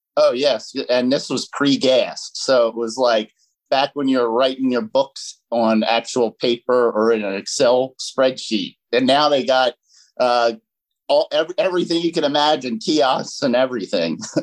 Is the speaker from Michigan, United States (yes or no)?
no; New Jersey, United States; moved away as an adult; now in Delaware County, United States; I grew up in South Jersey